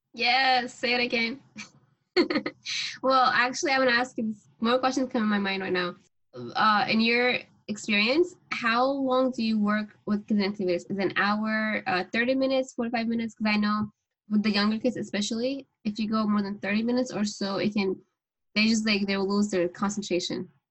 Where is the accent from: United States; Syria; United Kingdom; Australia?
Syria; I'm also from Syria